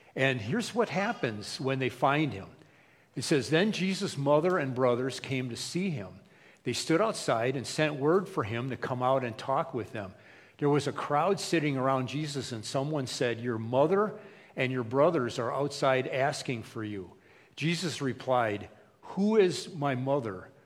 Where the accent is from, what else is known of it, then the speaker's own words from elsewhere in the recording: United States; We, as American Christians, many times, like me, I grew up in a Christian household.